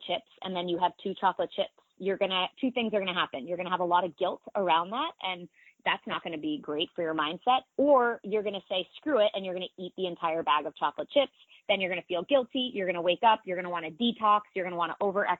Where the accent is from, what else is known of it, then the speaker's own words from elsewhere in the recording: Newton, Massachusetts, United States; I grew up right outside of Boston in a community called Newton, Massachusetts, in a town called Newton, Massachusetts.